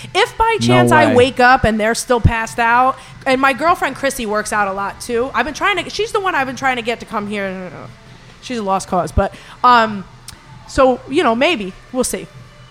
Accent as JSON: {"language": "English", "town": "Miami", "region": "Florida", "country": "United States", "said": "Oh, I have been there, but I was from Miami, just like."}